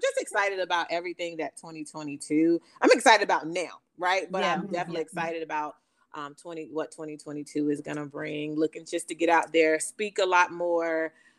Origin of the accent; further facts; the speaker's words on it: Elizabeth City, North Carolina, United States; in my hometown, in Elizabeth City, North Carolina.